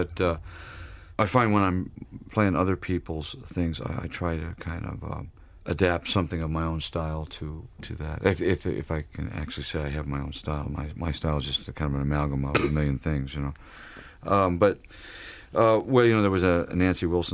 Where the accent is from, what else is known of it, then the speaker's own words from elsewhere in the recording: St. Louis, Missouri, United States; I was introduced to gospel music growing up in St. Louis